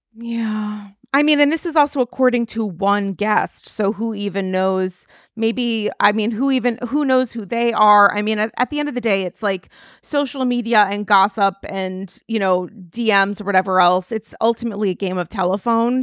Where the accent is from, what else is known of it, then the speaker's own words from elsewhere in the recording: New York, United States; as a New Yorker